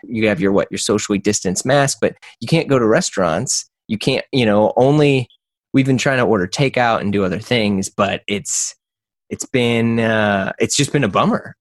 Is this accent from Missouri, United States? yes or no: yes; St. Louis, Missouri, United States; I'm from St. Louis, Missouri